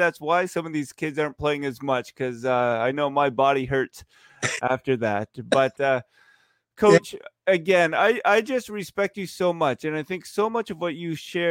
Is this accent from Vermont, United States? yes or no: yes; Vermont, United States; I grew up in Vermont when everybody was a Celtics fan.